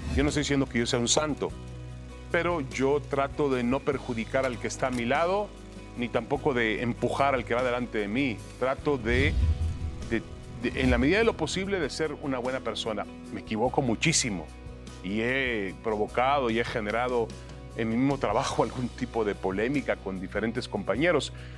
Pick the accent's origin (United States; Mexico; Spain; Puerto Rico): Mexico; also born or lived in Negev, Israel; yo nací en Israel, hablaba español en mi casa con mi mamá, mi mamá nunca habló el hebreo, mi papá hablaba español y en la calle hablaba hebreo con mis amigos. Y vengo a México a los 7, 8 años de edad.